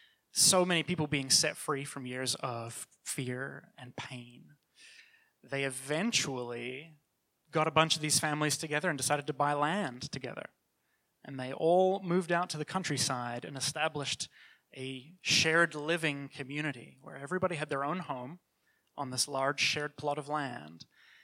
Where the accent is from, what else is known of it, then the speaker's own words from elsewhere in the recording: New Zealand; now in Toronto, Canada; I was born and raised in New Zealand and moved to Toronto in the 90s.